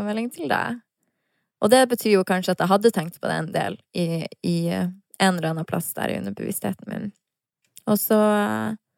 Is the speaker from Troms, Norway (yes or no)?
yes; Harstad, Troms, Norway; now in Oslo, Norway; når jeg er hjemme i Harstad